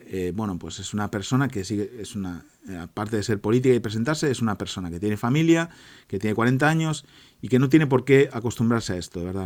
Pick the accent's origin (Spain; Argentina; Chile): Spain; yo que soy español